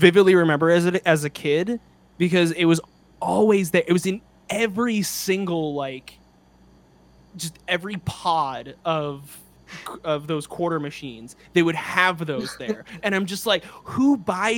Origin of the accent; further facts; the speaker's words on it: the East, East Coast, United States; now in California, United States; growing up in the East